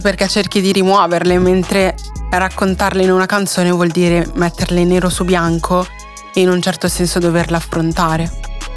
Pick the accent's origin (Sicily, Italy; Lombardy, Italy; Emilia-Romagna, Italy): Lombardy, Italy; Milan; accent: a bit Milanese; mi dicono che ho l'accento un pochino milanese